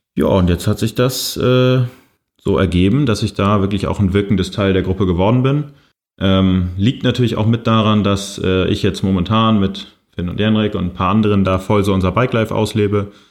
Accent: Kiel, Schleswig-Holstein, Germany; Ich komme ja aus Kiel, wohne da auch immer noch.

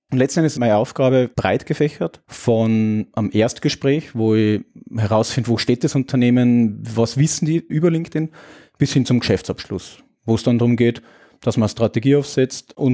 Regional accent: Austria; Naja, als Österreicher den österreichischen Heimatmarkt zu betreuen, ja, irgendwie ganz gut passt.

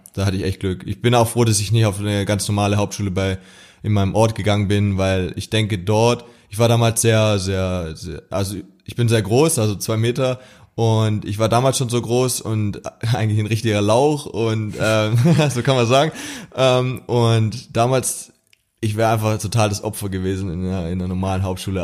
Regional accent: near Stuttgart, Baden-Württemberg, Germany; ich komme aus der Nähe von Stuttgart

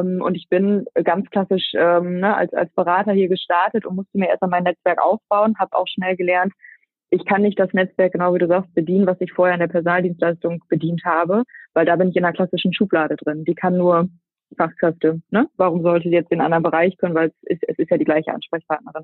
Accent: Münster area, Lower Saxony, Germany; also born or lived in Netherlands / Rhine-Ruhr; Bin aber als, äh, gebürtige Münsteranerin, die so ein bisschen an der holländischen Grenze groß geworden ist, ähm, dann der Liebe wegen wieder zurück

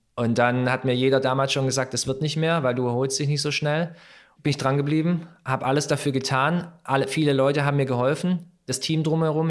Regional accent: Germany; Meine Eltern, sie sind damals aus Kroatien hierher gekommen, um zu arbeiten. Ja, ich bin zwar hier geboren, bin Deutscher

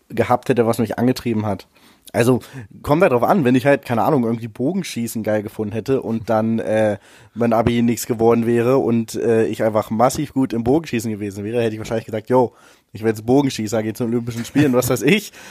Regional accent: Wolfsburg, Lower Saxony, Germany; in Wolfsburg, meiner Heimatstadt

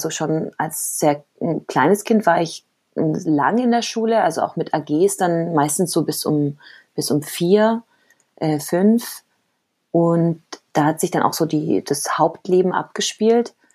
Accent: Cali, Valle del Cauca, Colombia; also born or lived in Germany; aber ich bin gar keine Kolumbianerin, also ich bin tatsächlich in Deutschland geboren und auch Deutsche, aber dann eben in Kolumbien aufgewachsen.

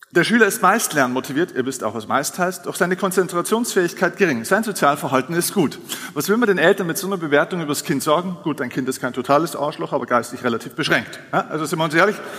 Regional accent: Lower Bavaria, Germany; ich komme jetzt aus Niederbayern

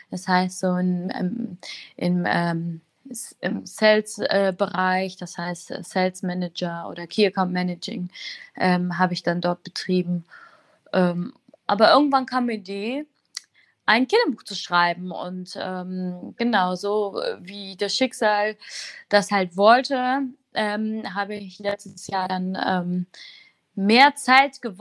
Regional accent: Wuppertal, North Rhine-Westphalia, Germany; Also ähm, aufgewachsen bin ich in Wuppertal mit zusammen mit meinen ähm, mit meinen ähm, drei bis vier Geschwistern.

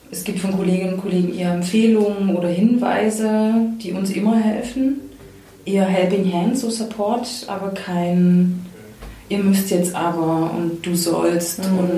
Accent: Leipzig, Saxony, Germany; Ich bin in Leipzig groß geworden und weiß noch, dass ich in irgendeinem so Haus war, so ein Künstlerinnenhaus

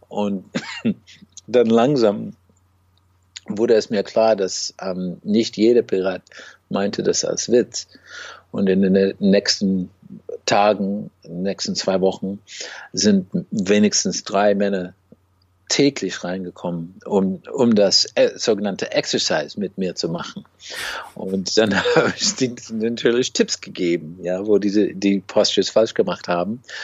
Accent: United States; German is a second language; als Amerikaner

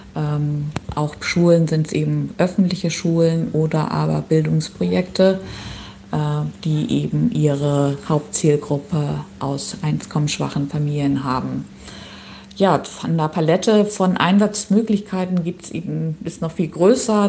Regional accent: Schleswig-Holstein, Germany; moved away as an adult; also born or lived in Göttingen / Ireland / Oldenburg; Ich bin geboren in Schleswig-Holstein und dort auch aufgewachsen

